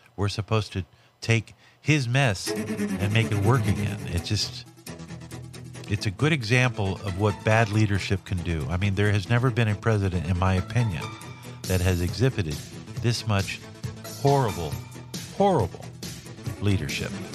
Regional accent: Los Angeles, California, United States; born or raised there

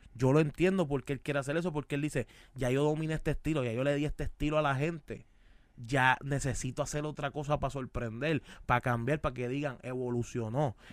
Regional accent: Caguas, Puerto Rico; Soy de Cagua

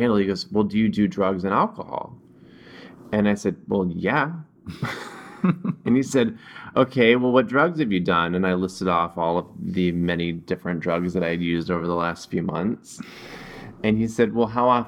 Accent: the South, United States; moved away; growing up in the South

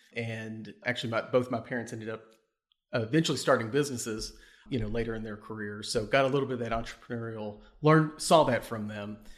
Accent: Bardstown, Kentucky, United States; Born and raised in Kentucky, um, from Bardstown, grew up on a, a cattle and tobacco farm in, in Bardstown

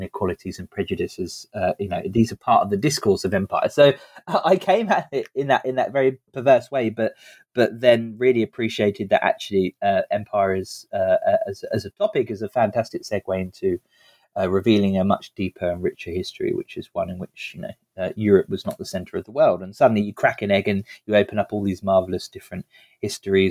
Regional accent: the south of England, United Kingdom; I grew up in the south of England. I've been in the same town all my life

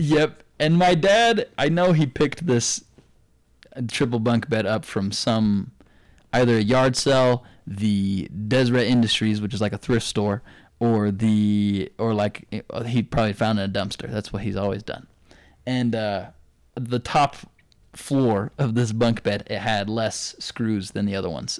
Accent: Provo, Utah, United States; also born or lived in Saint George, Utah; I tell 'em Provo

